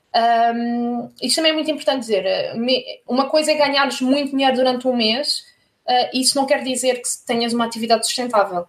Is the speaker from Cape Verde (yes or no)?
no; Corroios, Setúbal, Portugal; moved away as an adult; also born or lived in France / Paris, France / Germany; cresci na margem sul do Tejo, sou de Corroios, na margem sul